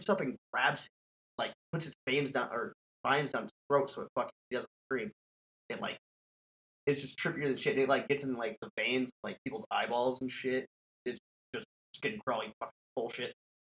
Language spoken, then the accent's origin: English; North Dakota, United States; moved away; I can't even get my Canadian accent. I've been out of North Dakota for too long.